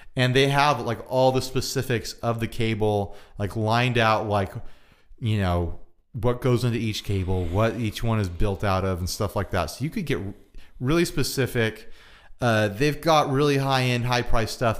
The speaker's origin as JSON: {"language": "English", "country": "United States", "said": "I'm an American."}